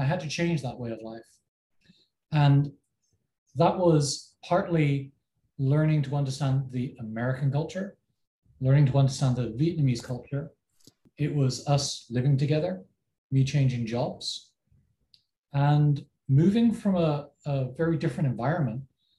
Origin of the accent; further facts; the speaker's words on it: England, United Kingdom; first language English; moved away as an adult; now in United States; I'm from England, I speak English.